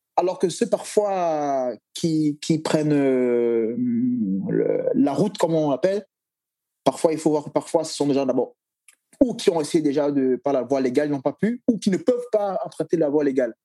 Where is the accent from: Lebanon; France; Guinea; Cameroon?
Cameroon; je suis Camerounais